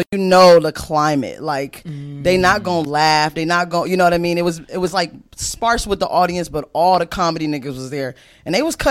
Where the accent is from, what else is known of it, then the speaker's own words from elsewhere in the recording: Inkster, Michigan, United States; moved away; I'm from Inkster, which is a town that's like 15-20 minutes outside of Detroit. It's considered the Metro Detroit area